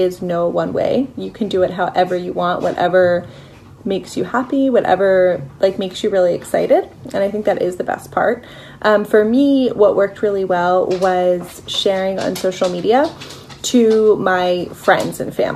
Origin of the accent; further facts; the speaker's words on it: Philadelphia, Pennsylvania, United States; I am from Philadelphia. I live here with my husband